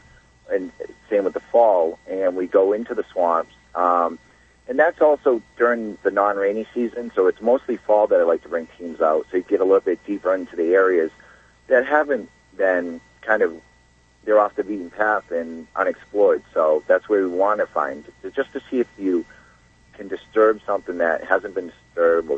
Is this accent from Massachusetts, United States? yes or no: yes; Massachusetts, United States; I grew up right outside of the Bridgewater Triangle